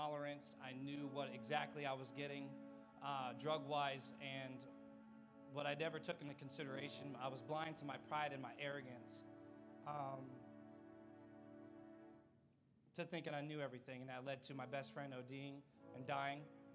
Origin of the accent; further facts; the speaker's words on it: Ohio, United States; moved away as an adult; I'm from Ohio. I came down here, I don't know, I think May would be 2 years